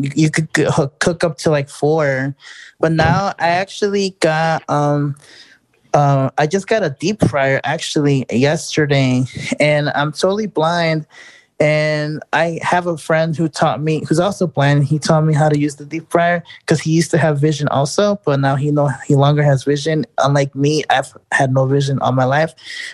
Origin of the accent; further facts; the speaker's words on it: Chicago, Illinois, United States; moved away as an adult; now in Houston, United States; I'm originally from Chicago, but I live here in Houston now for the last 5 years.